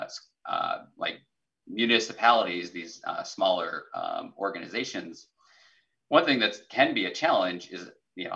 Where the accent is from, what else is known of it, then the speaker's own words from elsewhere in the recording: South Dakota, United States; moved away; I grew up in South Dakota, which is all rural, but yeah. My hometown was 450 people